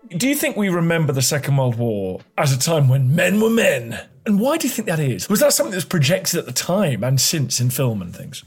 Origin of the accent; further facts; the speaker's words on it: United Kingdom; being British